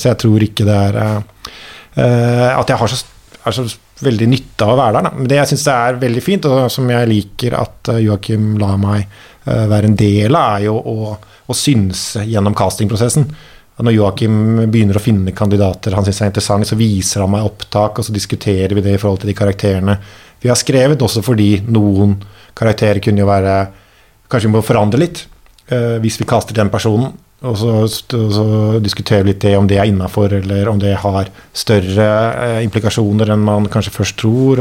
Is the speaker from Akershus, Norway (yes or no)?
no; Oslo, Norway; also born or lived in Denmark; vi er jo fra byen og eh, har bodd og har da litt, liksom litt sånn lokale røtter føtter